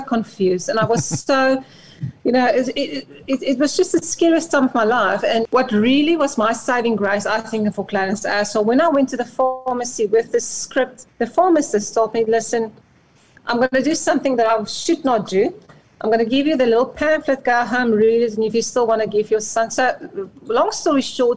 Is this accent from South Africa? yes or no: yes; South Africa; first language Afrikaans; English is a second language; moved away; I'm Afrikaans, so this English is my second language.